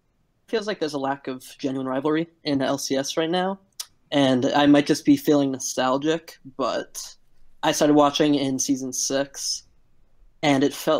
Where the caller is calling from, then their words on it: Philadelphia, Pennsylvania, United States; I'm calling from Philadelphia, Pennsylvania.